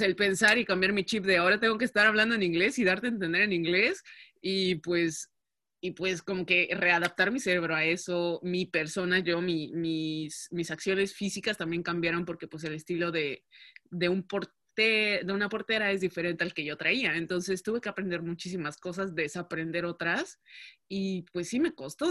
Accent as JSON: {"language": "Spanish", "country": "Mexico", "first_language": "Spanish", "moved": "as an adult", "lives_now": "Netherlands", "said": "sí soy la única mexicana, la única eh, latina que habla español en el equipo"}